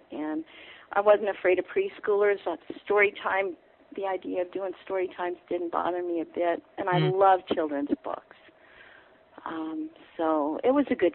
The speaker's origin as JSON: {"language": "English", "region": "Oklahoma", "country": "United States", "moved": "as an adult", "lives_now": "Fredericksburg, United States", "said": "I'm originally from Oklahoma"}